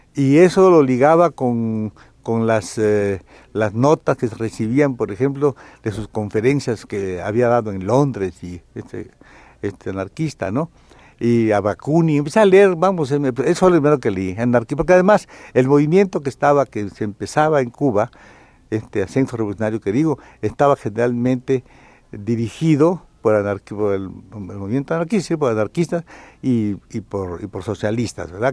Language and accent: Spanish; southeast Mexico, Mexico; moved away; also born or lived in Tampico; Yo conocía lo que es mi pueblo, lo que es la parte del sureste